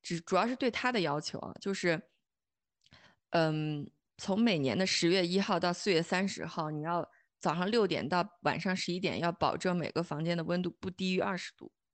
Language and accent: Chinese; China; moved away as an adult; now in Germany; 我们中国人